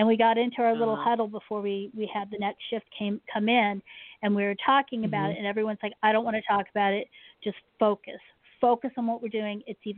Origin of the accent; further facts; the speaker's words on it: Washington, District of Columbia, United States; I was born mm-hmm. in Joint Base Andrews is what it's called now, but Andrews Air Force Base, which is there in Washington, D.C.